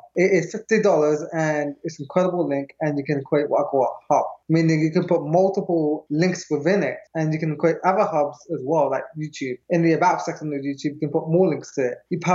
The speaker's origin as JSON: {"language": "English", "region": "London", "country": "United Kingdom", "tie": "born or raised there", "moved": "as an adult", "lives_now": "United States", "said": "I was born and raised in London in the United Kingdom, and I moved over to the United States when I was 23"}